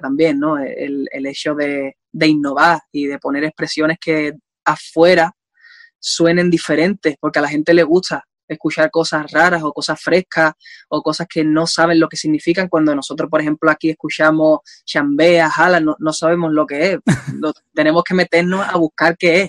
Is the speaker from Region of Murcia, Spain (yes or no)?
no; Andalusia, Spain; yo sea español